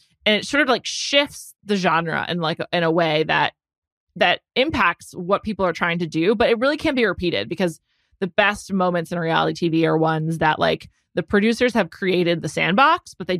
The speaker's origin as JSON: {"language": "English", "region": "New York", "country": "United States", "said": "I love a New York reality show as a New Yorker."}